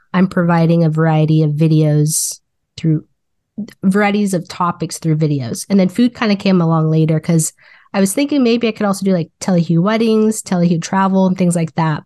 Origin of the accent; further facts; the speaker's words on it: Wichita, Kansas, United States; moved away as an adult; now in Kansas City, Missouri, United States; I was born and raised in Wichita, Kansas